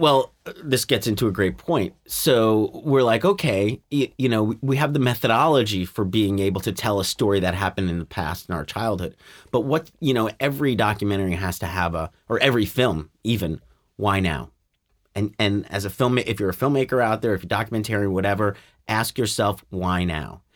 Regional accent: New York City, New York, United States; when I was a kid growing up in Staten Island, New York

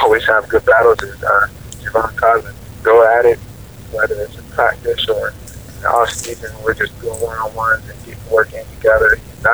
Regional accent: Oklahoma City, Oklahoma, United States; growing up, in Oklahoma City

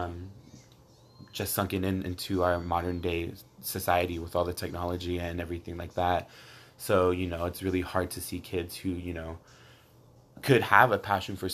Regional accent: Coachella, California, United States; I have a set job back in my hometown, which is Coachella, at CV High School

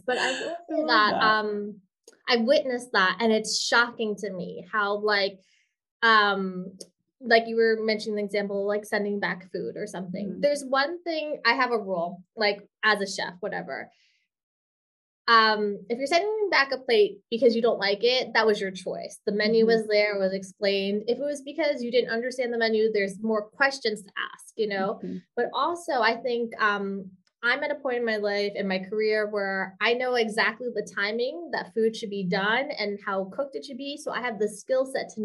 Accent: New York City, New York, United States; moved away as an adult; also born or lived in Milan, Italy; now in Hawaii, United States; I'm a New Yorker too

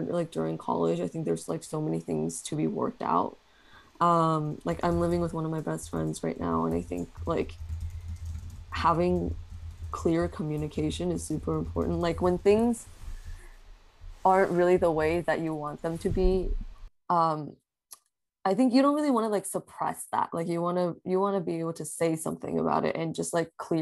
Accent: Bay Area, California, United States; growing up in the Bay Area

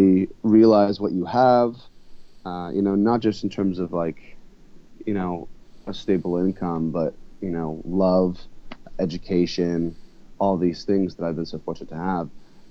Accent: United States; also born or lived in Santa Barbara, California, United States / Hawaii, United States; growing up in Santa Barbara, Hawaii

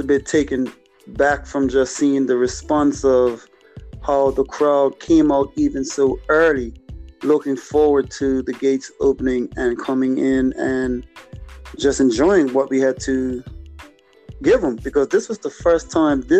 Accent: Bermuda; I am from a place where a lot of people may call it the Bermuda Triangle

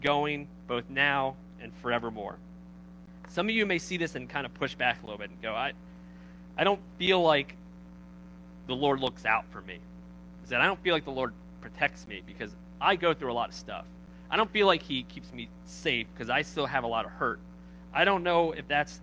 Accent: Baltimore, Maryland, United States; I'm from Baltimore

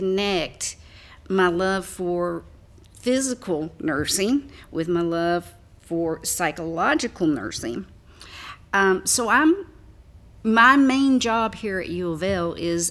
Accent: a smaller town in Kentucky, United States; As you can probably tell by my accent, I'm not not a Louisvillian, but I am from a smaller town here in Kentucky.

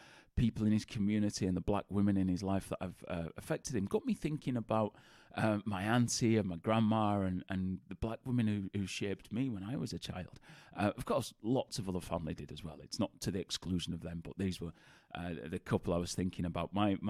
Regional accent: Bradford, Yorkshire and the Humber, United Kingdom; accent: Bradford; of the Bradford accent. As many people think I'm a Geordie, which isn't the case. If you actually go to Newcastle, nobody sounds like me. But I get, are you a Geordie? Where are you from? But we both grew up in Bradford.

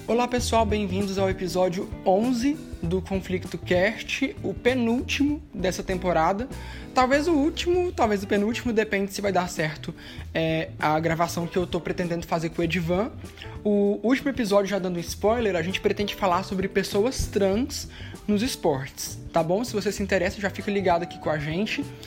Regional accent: interior of Goiás, Brazil; Eu, pelo menos que sou do interior de Goiás

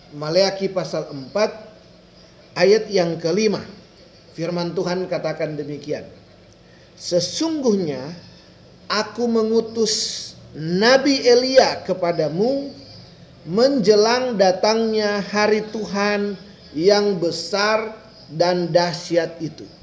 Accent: Minahasa, North Sulawesi, Indonesia; Daerah Manado itu ada satu jadi penghubung antara kota saya, kota saya, kota Minahasa dengan kota Manado ada satu jalur penghubung

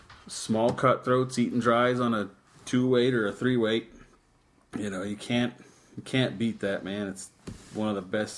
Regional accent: New Mexico, United States; born and raised in New Mexico

